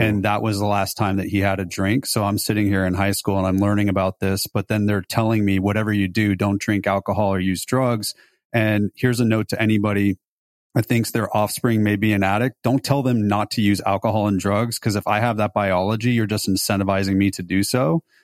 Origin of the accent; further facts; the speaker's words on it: Beverly Hills, California, United States; also born or lived in Los Altos, California / Davis, California; I grew up in Beverly Hills